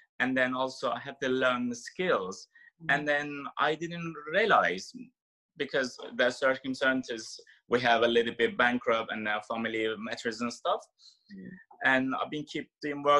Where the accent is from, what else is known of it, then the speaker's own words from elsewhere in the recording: Turkey; English is a second language; moved away as an adult; also born or lived in Istanbul, Turkey; now in London, United Kingdom; my background is we are Turkish and I have like Greek and Turkish plus Ukrainian and Georgian mix of my blood, but I carry in Turkish passport.